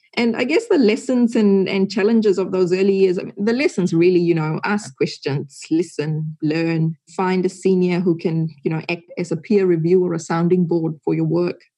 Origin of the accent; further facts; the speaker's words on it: Fiji; also born or lived in Singapore / Hong Kong / India; now in New Zealand; I grew up in Fiji